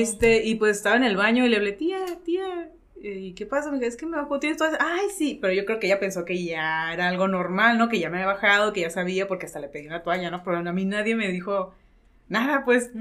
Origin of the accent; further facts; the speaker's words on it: Mexicali, Baja California, Mexico; also born or lived in Tijuana; Yo soy de Mexicali y todas las fiestas familiares son en Mexicali